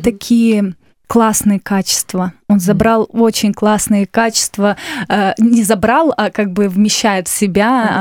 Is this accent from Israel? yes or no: no; Novosibirsk, Novosibirsk Oblast, Russia; now in Moscow, Russia; я из города Новосибирска. Это столица Сибири.